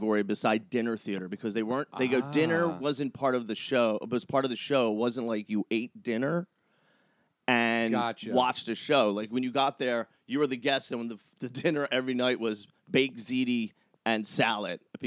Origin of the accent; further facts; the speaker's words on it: Philadelphia, Pennsylvania, United States; moved away as an adult; also born or lived in New York / North Jersey; now in Los Angeles, United States; I'm originally from Philadelphia.